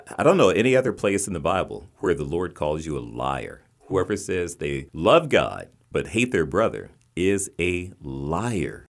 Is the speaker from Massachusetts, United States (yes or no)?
no; West Virginia, United States; moved away; also born or lived in Baltimore; I grew up in West Virginia